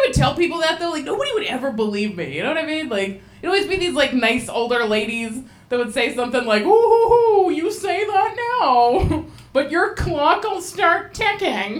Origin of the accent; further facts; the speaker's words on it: Alaska, United States; moved away as an adult; now in Portland, United States; I'm originally from Alaska. I moved to Portland a few years ago.